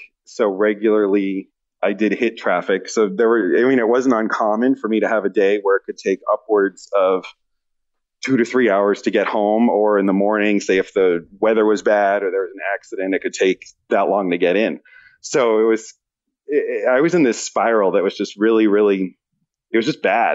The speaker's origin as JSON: {"language": "English", "region": "East Coast", "country": "United States", "moved": "as an adult", "lives_now": "West Coast, United States", "said": "I'm from the East Coast."}